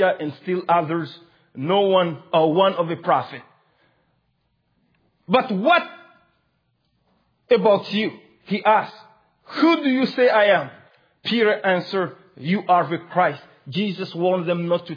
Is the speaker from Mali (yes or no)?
yes; Mali; English is a second language; moved away